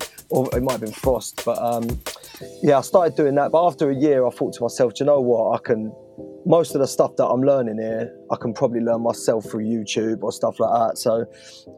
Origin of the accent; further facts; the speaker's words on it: Romford, London, United Kingdom; I was born in Romford, Essex